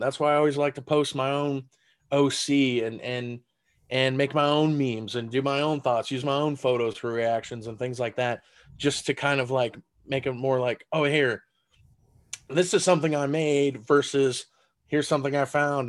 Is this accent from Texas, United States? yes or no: yes; San Antonio, Texas, United States; first language German; English is a second language; moved away as an adult; now in Las Vegas, United States; in San Antonio, my hometown